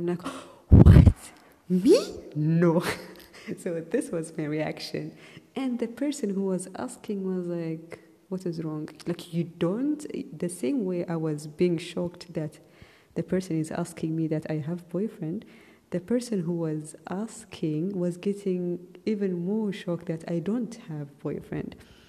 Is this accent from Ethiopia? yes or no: yes; Ethiopia; also born or lived in Saudi Arabia; I wasn't living in my own country and I'm from Ethiopia. So in Ethiopia, the culture and everything is way different than how it is in Saudi Arabia.